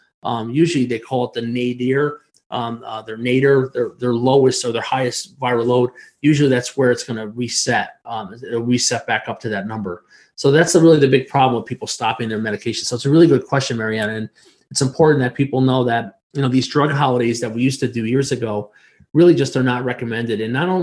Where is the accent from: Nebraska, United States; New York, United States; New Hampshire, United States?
New York, United States; But I can tell you that I'm from New York State, right?